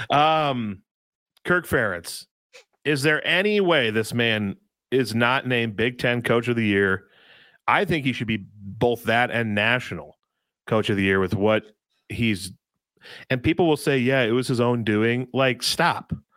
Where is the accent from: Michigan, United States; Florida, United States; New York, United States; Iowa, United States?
Iowa, United States; I'm from Iowa